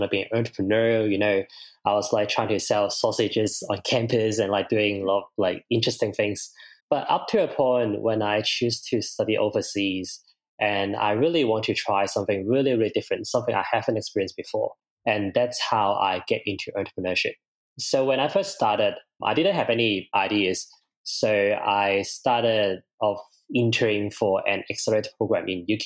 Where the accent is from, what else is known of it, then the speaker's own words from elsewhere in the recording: Hong Kong; moved away as an adult; now in Brisbane, Australia; I'm originally from Hong Kong. I came here in 2016